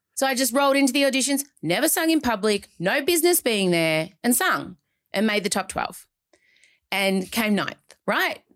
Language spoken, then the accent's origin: English; Melbourne, Victoria, Australia; I'm from Melbourne